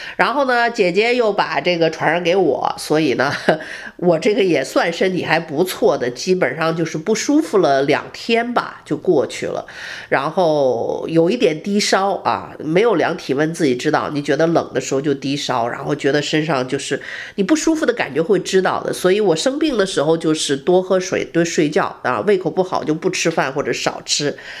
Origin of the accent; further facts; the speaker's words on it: Harbin, Heilongjiang, China; also born or lived in Beijing; now in Houston, United States; 我的故乡哈尔滨的冰灯